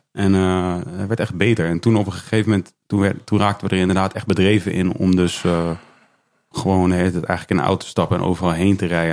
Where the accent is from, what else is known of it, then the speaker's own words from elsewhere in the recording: Leusden, Utrecht, Netherlands; ik kom uit Leusden